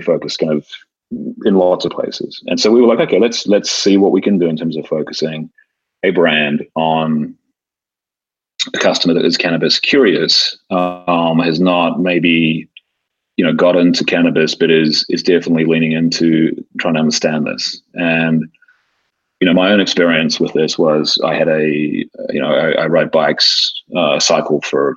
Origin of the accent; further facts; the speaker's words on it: New Zealand; moved away as an adult; now in Los Angeles, United States; while I don't sound like it, I kind of call LA home. You know, I'm from New Zealand. I moved to the States 26 years ago. I've now spent over half my life here